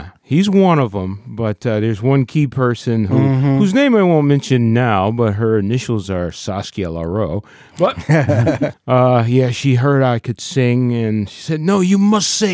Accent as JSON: {"language": "English", "town": "Hartford", "region": "Connecticut", "country": "United States", "said": "I'm from Hartford"}